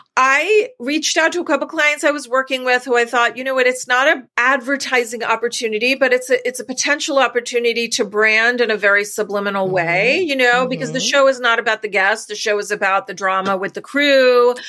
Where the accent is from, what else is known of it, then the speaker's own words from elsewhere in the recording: New York, United States; we're from New York originally